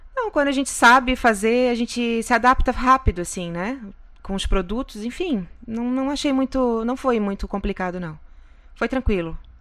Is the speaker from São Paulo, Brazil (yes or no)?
no; Florianópolis, Santa Catarina, Brazil; moved away as an adult; now in Kissimmee, United States; Eu vim de Floripa, Santa Catarina